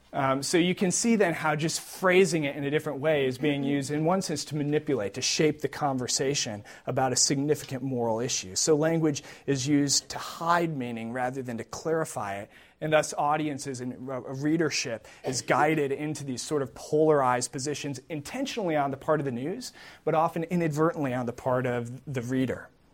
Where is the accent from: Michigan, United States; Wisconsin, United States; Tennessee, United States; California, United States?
Wisconsin, United States; I grew up in Wisconsin